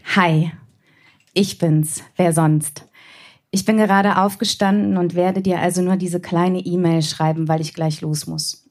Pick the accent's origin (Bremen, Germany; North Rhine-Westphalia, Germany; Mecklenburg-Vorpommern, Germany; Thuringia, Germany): Bremen, Germany; ich komme aus Bremen